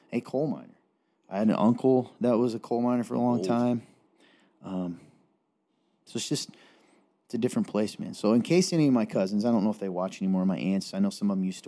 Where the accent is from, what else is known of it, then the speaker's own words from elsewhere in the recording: Eastern Kentucky, United States; accent: Southern; now in Indiana, United States; I'm from Eastern Kentucky